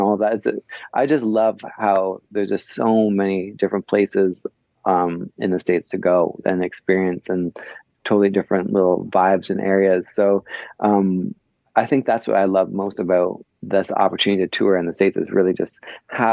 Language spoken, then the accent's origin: English; Canada; I'm from Canada, so we have, you know, pretty limited amount of large cities